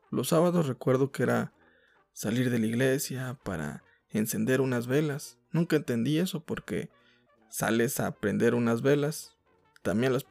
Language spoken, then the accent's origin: Spanish; northern Mexico, Mexico; Soy norteño.